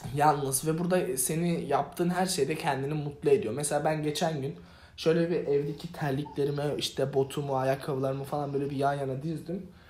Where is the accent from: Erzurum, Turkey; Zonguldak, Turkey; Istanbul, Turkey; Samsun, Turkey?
Zonguldak, Turkey; Ereğli; moved away as an adult; also born or lived in Adana / New York / Sakarya; now in United States; Ereğli'de Zonguldak Ereğli'de büyüdüm ben